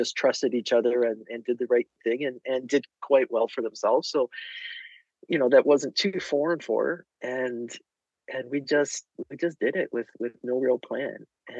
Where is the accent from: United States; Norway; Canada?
Canada; So that's when I went from being Canadian mom to being Canadian handywoman.